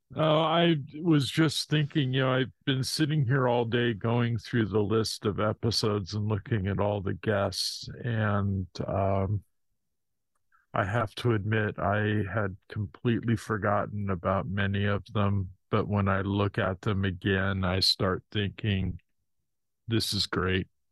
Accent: Washington, United States; born or raised there; also born or lived in Hayward, California

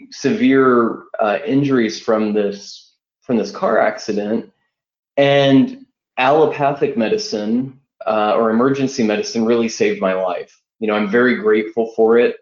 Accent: Wichita, Kansas, United States; I'm from Wichita, Kansas

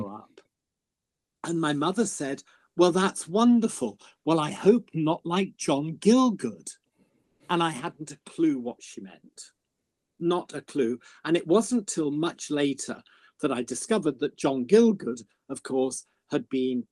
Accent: Birmingham, West Midlands, United Kingdom; I'm originally from Birmingham

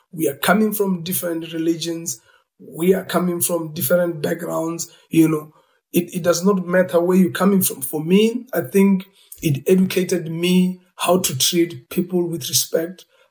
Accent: South Africa; as a South African coming from apartheid era

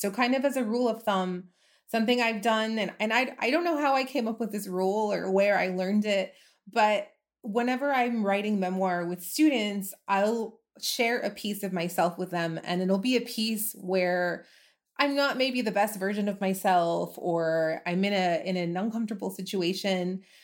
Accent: El Paso, Texas, United States; I'm from El Paso, I grew up here, I moved away for a while, but then I came back

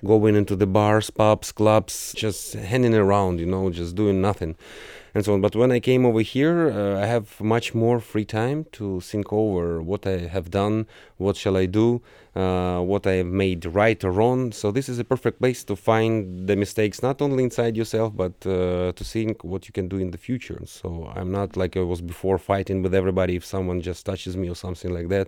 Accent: Ukraine; also born or lived in Barentsburg, Svalbard; now in St. Petersburg, Russia; originally, I was born in Soviet Union, uh, at the northernmost part of Ukraine. I was born nearby the border of Ukraine, Russia, and Belarus.

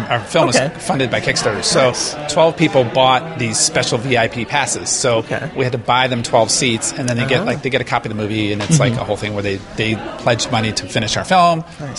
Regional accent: Michigan, United States; now in Los Angeles, United States; I grew up in Michigan

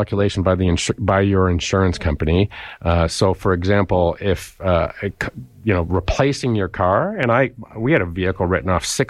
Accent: London, United Kingdom; Because I'm from London, Jeff.

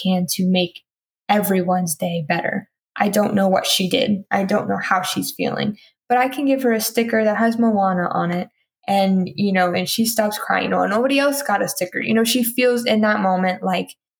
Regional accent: Houston, Texas, United States; moved away; people that have literally lived a street down from my house back in Houston

